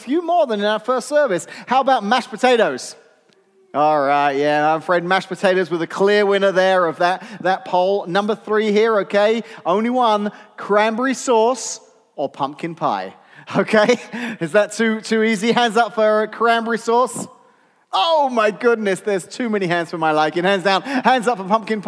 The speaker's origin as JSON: {"language": "English", "region": "England", "country": "United Kingdom", "moved": "yes", "lives_now": "United States", "said": "as an Englishman that now lives in America"}